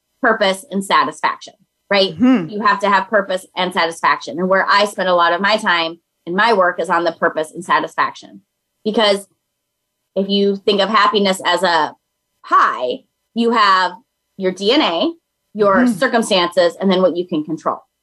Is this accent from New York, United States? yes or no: no; Minnesota, United States; I'm from Minnesota